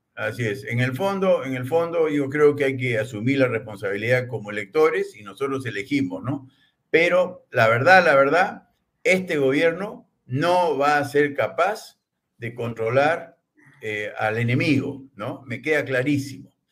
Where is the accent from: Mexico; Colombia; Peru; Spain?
Peru; como los peruanos